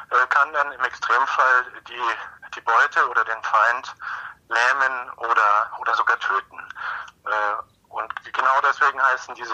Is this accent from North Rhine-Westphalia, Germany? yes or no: no; Munich, Bavaria, Germany; Ich komme aus München, ist also nicht, nicht allzu weit bis zur Adria oder zum Tyrrhenischen Meer